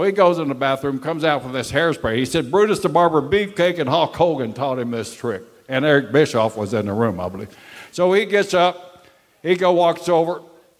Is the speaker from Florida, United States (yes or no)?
yes; Florida, United States; I'm a Florida boy, and I come up from Florida